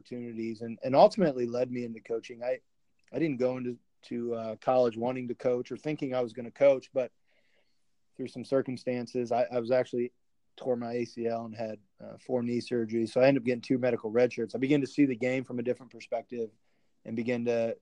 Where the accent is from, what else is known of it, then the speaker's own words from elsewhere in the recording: Northwest Indiana, United States; I grew up in Northwest Indiana, about 25 minutes east of Valparaiso University